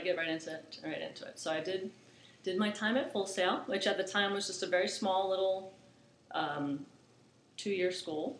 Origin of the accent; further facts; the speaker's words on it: Orlando, Florida, United States; now in Charlotte, United States; I'm born and raised in Orlando